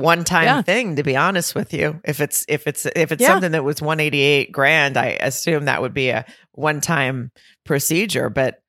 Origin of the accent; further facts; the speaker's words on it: the South, United States; I don't know if it's because he knows I'm from the South.